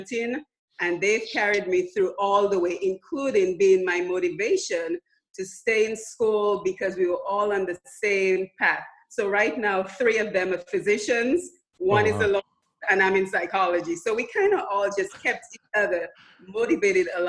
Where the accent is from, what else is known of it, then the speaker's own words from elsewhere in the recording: Dominica; accent: foreign accent; now in United States; I'm originally from the island of Dominica, and I've been here in the U.S. for about 24 years now, but I was born and raised in Dominica.